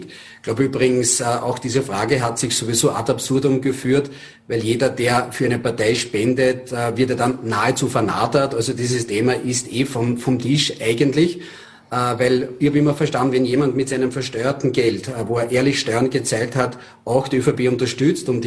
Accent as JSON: {"language": "German", "region": "Lower Austria", "country": "Austria", "said": "Ich erlebe das in Niederösterreich, ich selber bin Niederösterreicher."}